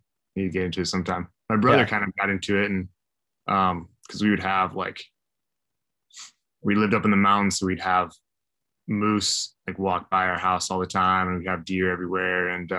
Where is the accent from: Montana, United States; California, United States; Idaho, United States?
Idaho, United States; I grew up in Idaho.